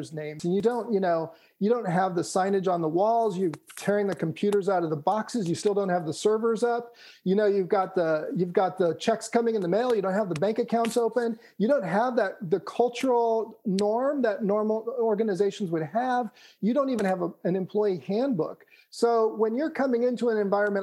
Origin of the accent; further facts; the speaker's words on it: California, United States; I grew up in California